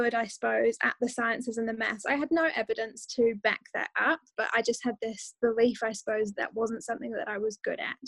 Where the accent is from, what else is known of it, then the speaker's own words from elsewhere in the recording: Dorchester, South West England, United Kingdom; I grew up in a town called Dorchester, which is the county town of a county called Dorset in the UK